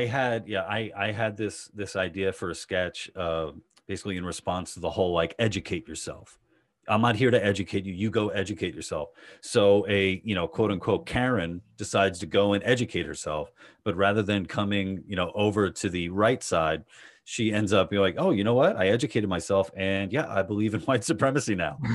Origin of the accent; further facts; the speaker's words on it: New York City, New York, United States; I grew up in Queens